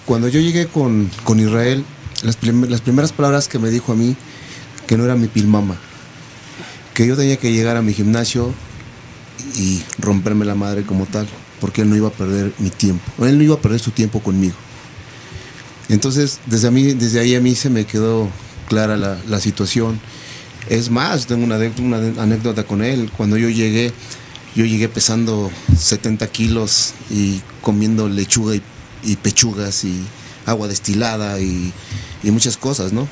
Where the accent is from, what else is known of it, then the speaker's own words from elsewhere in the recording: Toluca, State of Mexico, Mexico; yo soy del estado soy de Toluca